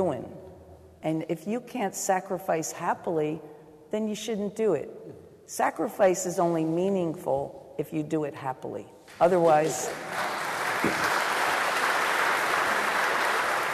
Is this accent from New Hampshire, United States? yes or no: no; New Jersey, United States; moved away as an adult; now in New York City, United States; I'm not from New York City. I lived in South Jersey. I had to leave South Jersey